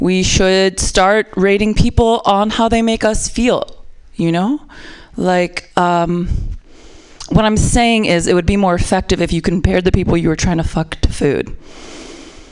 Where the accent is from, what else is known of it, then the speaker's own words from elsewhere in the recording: Midwest, United States; I'm from the Midwest